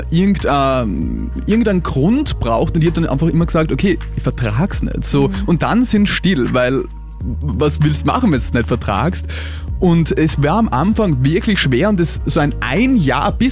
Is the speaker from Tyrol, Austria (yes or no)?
no; Vienna, Austria; ich bin in Wien aufgewachsen